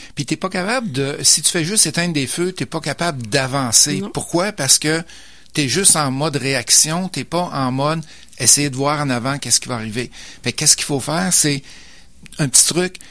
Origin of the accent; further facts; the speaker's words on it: Beauce, Quebec, Canada; moved away as an adult; also born or lived in Lévis / Sherbrooke / Mississauga / Sainte-Julie; je suis originaire de la Beauce.